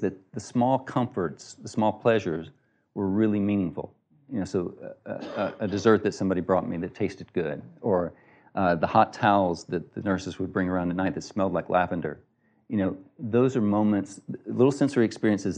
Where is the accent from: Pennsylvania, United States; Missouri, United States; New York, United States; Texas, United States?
Texas, United States; I'm from Texas